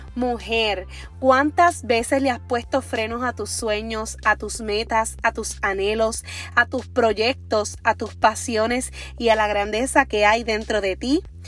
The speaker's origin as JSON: {"language": "Spanish", "town": "Orocovis", "country": "Puerto Rico", "said": "soy de Orocovis, que es un pueblo pequeño que casi todo el mundo te conoce"}